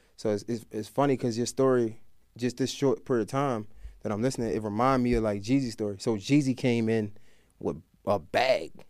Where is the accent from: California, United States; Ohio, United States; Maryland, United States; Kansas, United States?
Maryland, United States; Baltimore; moved away; I'm from Baltimore